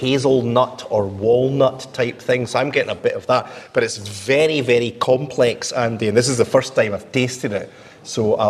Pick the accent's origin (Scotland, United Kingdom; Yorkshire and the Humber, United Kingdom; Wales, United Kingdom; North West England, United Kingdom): Scotland, United Kingdom; Greenock; accent: Scottish; in Greenock, my hometown